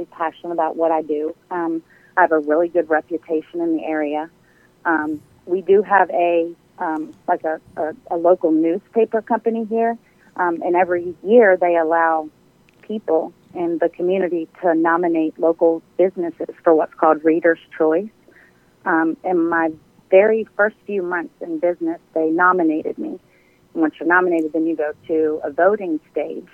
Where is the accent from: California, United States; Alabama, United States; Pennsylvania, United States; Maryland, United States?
Maryland, United States; now in Douglasville, United States; I'm originally from Maryland. I moved here right at about 26 years ago.